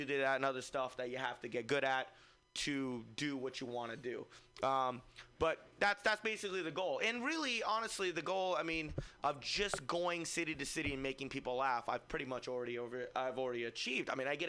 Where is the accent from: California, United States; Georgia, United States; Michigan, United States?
California, United States; Fremont; I'm from Fremont, so there's like 40 of my friends.